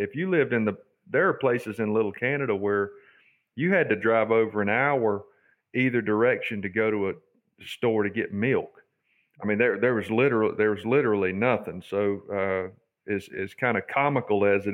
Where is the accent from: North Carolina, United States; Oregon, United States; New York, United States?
North Carolina, United States; Charlotte; moved away; I grew up in Charlotte, but I grew up against a cattle farm